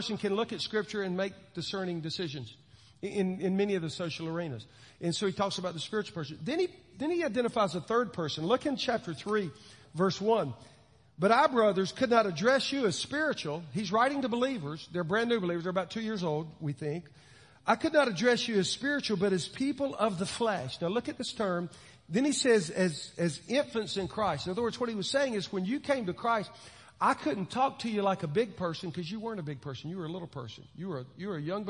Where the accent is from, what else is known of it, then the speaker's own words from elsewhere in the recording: Williston, Florida, United States; I grew up in Williston, Florida